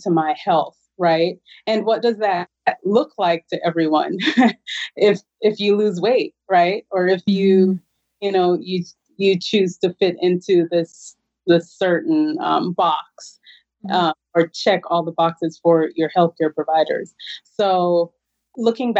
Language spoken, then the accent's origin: English; Jamaica; moved away; I'm originally from Jamaica.